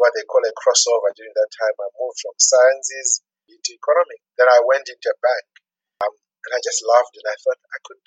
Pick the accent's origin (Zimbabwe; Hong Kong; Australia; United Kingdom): Zimbabwe; moved away as an adult; now in Kenya; I was born in Zimbabwe and went to school in Zimbabwe and I did graduate in economics in Zimbabwe